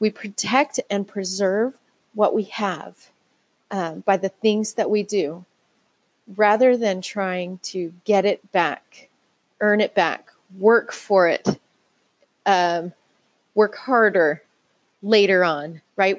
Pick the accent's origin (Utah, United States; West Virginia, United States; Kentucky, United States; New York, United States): Utah, United States; I grew up in Utah, and this is where that's where I live right now.